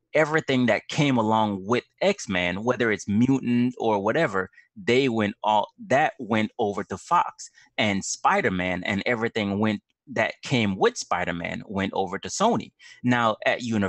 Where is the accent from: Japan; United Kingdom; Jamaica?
Jamaica; I'm from Jamaica.